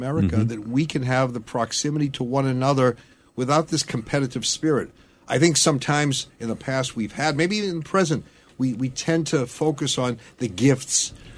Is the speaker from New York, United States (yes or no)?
no; Massachusetts, United States; growing up in Massachusetts, and there was this concern by people of my faith